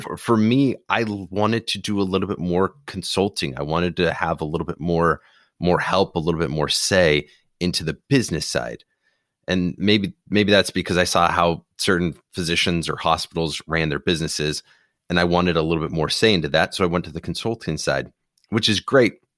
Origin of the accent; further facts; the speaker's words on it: Phoenix, Arizona, United States; my hometown, Phoenix